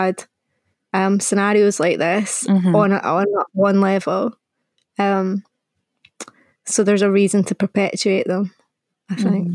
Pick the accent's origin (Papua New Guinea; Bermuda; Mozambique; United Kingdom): United Kingdom; Scotland